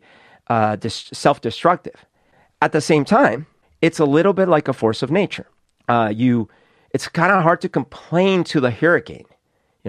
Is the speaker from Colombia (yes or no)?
yes; Colombia; now in Seattle, United States; I grew up in Colombia in a time where there was a lot of social unrest